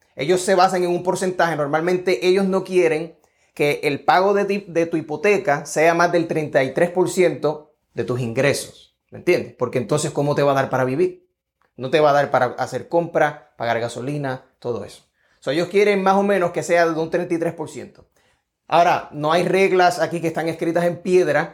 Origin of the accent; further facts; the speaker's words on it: Puerto Rico; now in Georgia, United States; Estoy acá en el estado de Georgia, soy de Puerto Rico